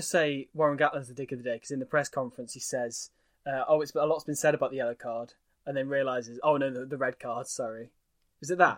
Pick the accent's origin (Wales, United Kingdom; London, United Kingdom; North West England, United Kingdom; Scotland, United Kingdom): Wales, United Kingdom; as a Welshman